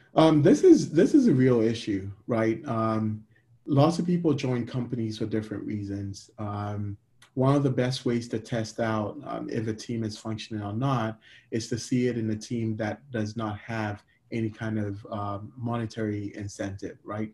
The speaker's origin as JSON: {"language": "English", "country": "Ghana", "moved": "yes", "lives_now": "United States", "said": "I'm a Ghanaian immigrant living in America."}